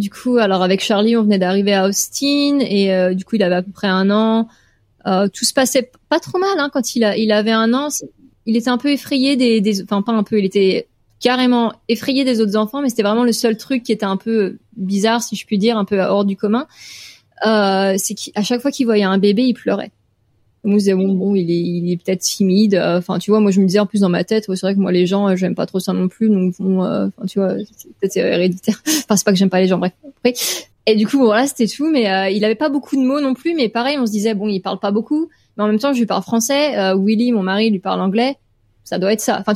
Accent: France; moved away; au moment où je suis partie de la France

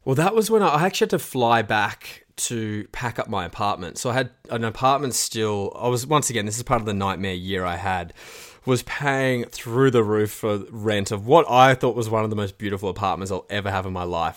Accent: Australia; being an Aussie

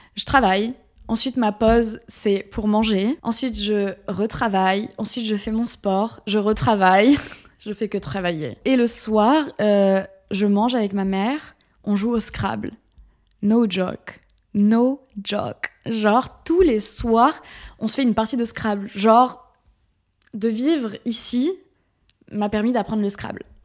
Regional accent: south-west France, France; moved away as an adult; also born or lived in Paris; j'ai pris une décision et c'est de revenir dans le sud-ouest

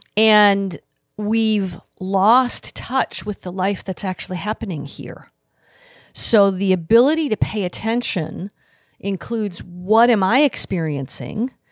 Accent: Midwest, United States; also born or lived in Grand Rapids, Michigan; I grew up in the Midwest

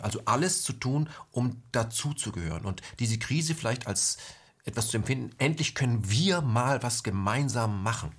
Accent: West Germany, Germany; bei uns im Westen

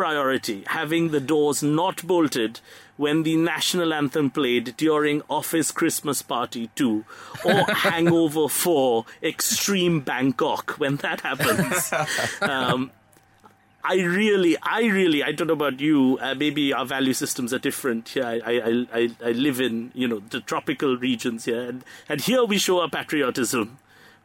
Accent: Kolkata, West Bengal, India; my hometown, actually, Calcutta

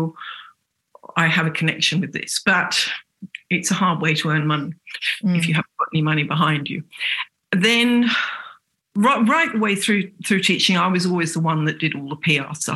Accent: England, United Kingdom; accent: English; moved away as an adult; also born or lived in Sydney, Australia; I haven't got rid of my English accent

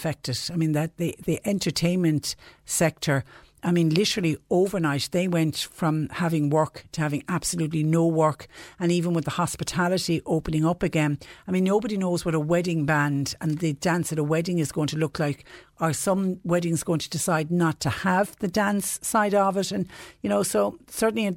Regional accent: Clonmel, Munster, Ireland; my hometown of Clonmel

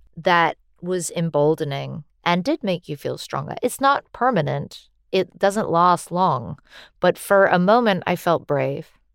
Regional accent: United States; as an American

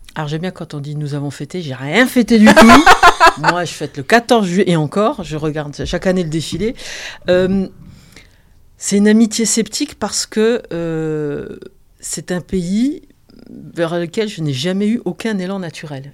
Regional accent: eastern France, France; dans l'est de la France, là d'où je viens

